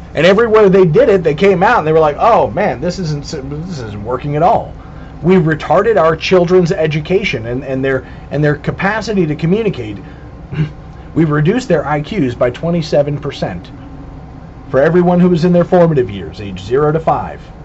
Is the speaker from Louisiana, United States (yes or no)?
no; Southern California, United States; When I was growing up in Southern California